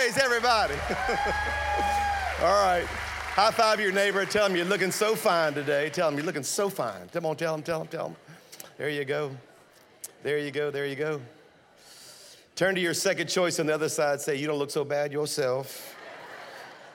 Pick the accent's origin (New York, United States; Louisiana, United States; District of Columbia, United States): Louisiana, United States; South; moved away as an adult; now in Birmingham, United States; I'm a Cajun from South Louisiana is what I really am, okay? I moved to Birmingham 23 years ago to plant Highlands, but I'm from South Louisiana